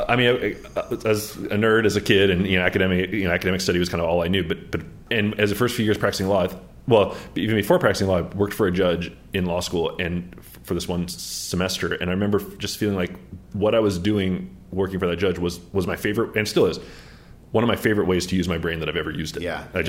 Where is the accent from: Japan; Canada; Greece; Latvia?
Japan; born there; in the year that I was born in Japan, 1973 in Japan